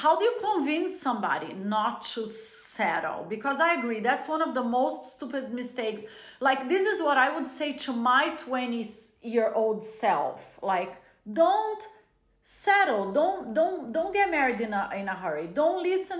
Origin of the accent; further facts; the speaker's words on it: Brazil; moved away; growing up in a Latin culture. I was born in Brazil